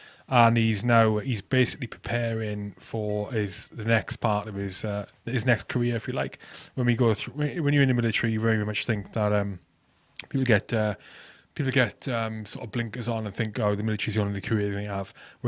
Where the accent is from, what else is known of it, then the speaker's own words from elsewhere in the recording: Crynant, Wales, United Kingdom; I grew up fucking half hour from Abbotsley. I grew up in Dulles Valley, so Crynan, Seven Sisters. All that area.